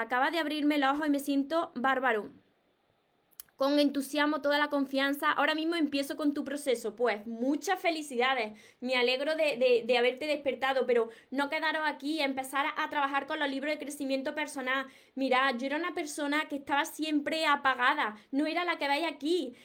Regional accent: Córdoba, Andalusia, Spain; soy de Córdoba y no pronuncio, no pronuncio la S

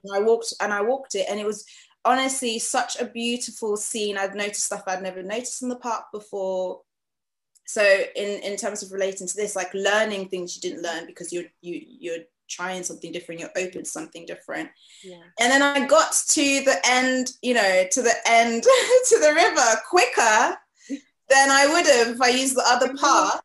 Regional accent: Freetown, Western Area, Sierra Leone; also born or lived in The Gambia; now in United Kingdom; I'm from Freetown, Sierra Leone

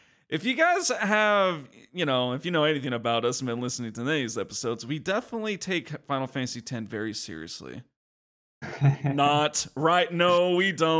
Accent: California, United States; we grew up in California

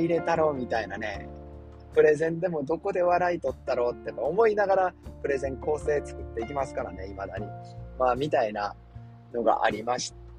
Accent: Kansai, Japan; moved away as an adult; also born or lived in Yokohama; now in New York, United States; 僕関西人なんですね。

